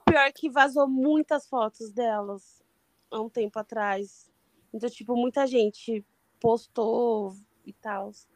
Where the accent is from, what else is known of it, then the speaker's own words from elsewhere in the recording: São Paulo, Brazil; eu sou de São Paulo, mas eu não moro no, na capital